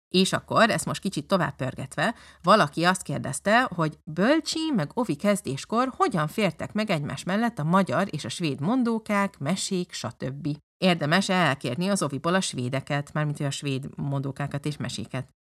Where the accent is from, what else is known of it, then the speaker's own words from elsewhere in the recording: Budapest, Hungary; moved away as an adult; now in Lund, Sweden; budapesti gyerek vagyok